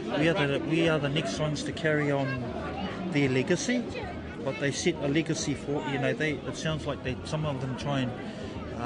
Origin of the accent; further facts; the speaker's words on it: Te Arawa, Bay of Plenty, New Zealand; I'm from Te Arawa Waka